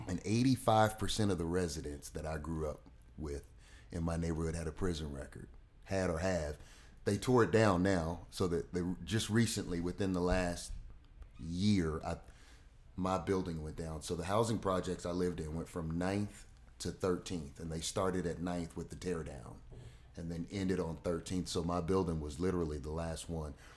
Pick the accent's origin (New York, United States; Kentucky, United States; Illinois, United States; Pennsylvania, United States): Kentucky, United States; Louisville; moved away as an adult; now in Richmond, United States; Grew up in Louisville, Kentucky, on, uh, thirteenth and Muhammad Ali Boulevard